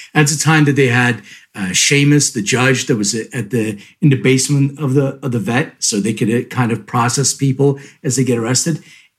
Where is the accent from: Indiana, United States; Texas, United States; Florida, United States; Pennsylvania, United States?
Pennsylvania, United States; Philadelphia; my hometown, Philadelphia, PA